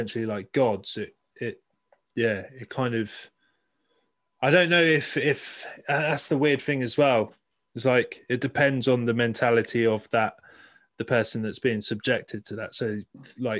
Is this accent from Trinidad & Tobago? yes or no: no; United Kingdom; I'm really proud of being British